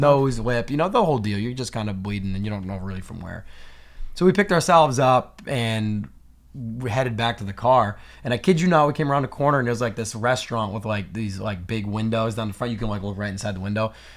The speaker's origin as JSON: {"language": "English", "region": "New Hampshire", "country": "United States", "tie": "born or raised there", "said": "growing up in New Hampshire"}